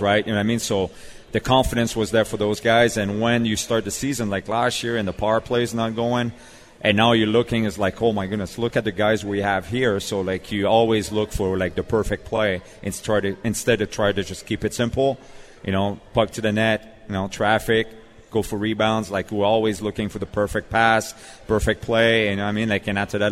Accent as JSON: {"language": "English", "town": "Montreal", "region": "Quebec", "country": "Canada", "tie": "born or raised there", "moved": "yes", "lives_now": "Nashville, United States", "said": "I'm from Montreal"}